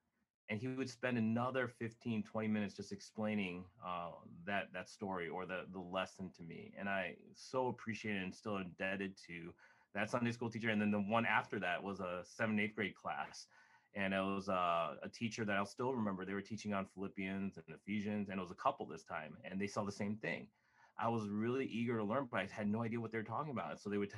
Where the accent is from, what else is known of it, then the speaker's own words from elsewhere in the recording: United States; born there; I'm Taiwanese American. So I was born here in the United States, but my parents were both from Taiwan.